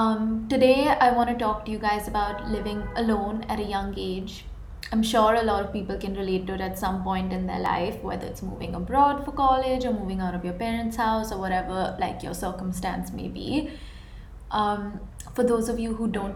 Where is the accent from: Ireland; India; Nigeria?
India; moved away as an adult; now in United States; I moved from India to US